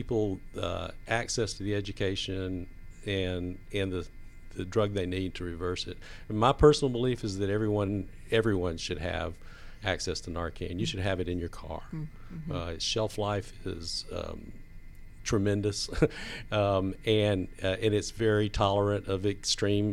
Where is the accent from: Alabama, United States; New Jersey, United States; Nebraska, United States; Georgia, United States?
Georgia, United States; Atlanta; And I was raised in the South. I'm actually an original Atlanta native